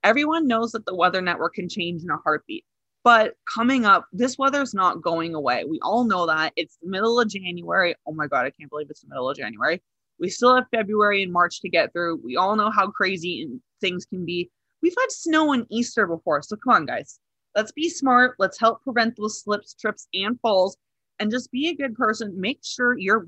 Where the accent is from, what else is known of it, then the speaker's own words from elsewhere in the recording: Northern Ontario, Canada; I'm from Northern Ontario, very, very French.